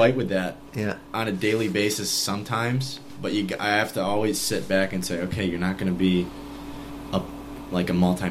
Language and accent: English; Fayetteville, New York, United States; Fayetteville, New York. {S2} Okay. {S1} With my parents. And we actually lived in Manlius in Casanova. Went to Manlius, then ended up staying in Fayetteville. Went to high school in Jamesville.